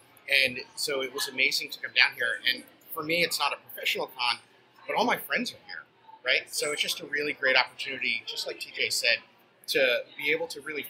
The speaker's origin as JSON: {"language": "English", "town": "Seattle", "region": "Washington", "country": "United States", "said": "I'm from Seattle."}